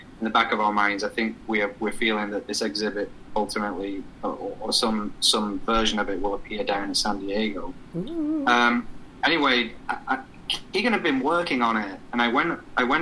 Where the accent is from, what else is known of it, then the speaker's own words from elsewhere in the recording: England, United Kingdom; accent: English; moved away; My accent is English, and I was born and raised in a country that is full of history